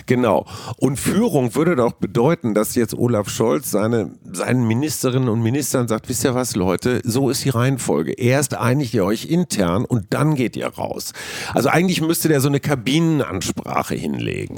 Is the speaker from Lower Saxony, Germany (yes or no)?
no; Münster, North Rhine-Westphalia, Germany; meiner Heimatstadt Münster